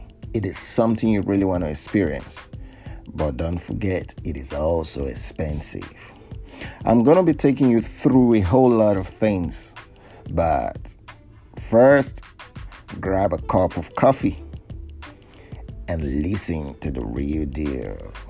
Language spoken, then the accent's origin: English; Nigeria; now in United States; live in the United States of America as an African, as a Nigerian.